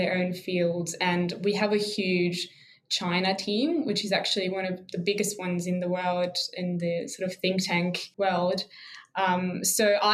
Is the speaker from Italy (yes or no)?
yes; Italy; moved away as an adult; now in Canberra, Australia; I'm originally from Italy, so I've been an international student here in Australia for a long time